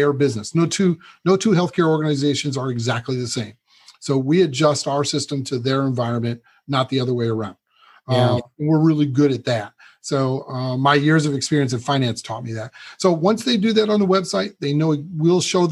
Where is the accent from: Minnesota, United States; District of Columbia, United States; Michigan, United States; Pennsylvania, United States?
Michigan, United States; moved away as an adult; now in California, United States; I was born in California, but raised in Michigan